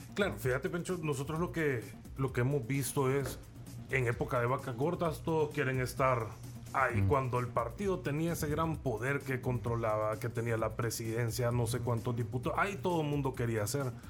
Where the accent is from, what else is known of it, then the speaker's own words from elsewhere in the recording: El Salvador; nosotros mm. somos salvadoreños comunes y corrientes como cualquier otro